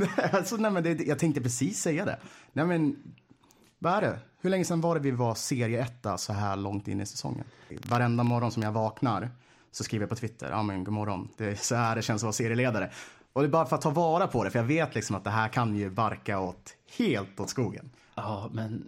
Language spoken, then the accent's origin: Swedish; Stockholm County, Sweden; accent: Stockholm dialect (stockholmska); vad jag pratar stockholmska